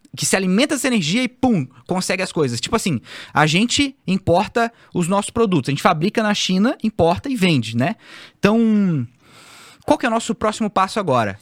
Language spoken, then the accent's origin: Portuguese; Florianópolis, Santa Catarina, Brazil; eu sou o manezinho da ilha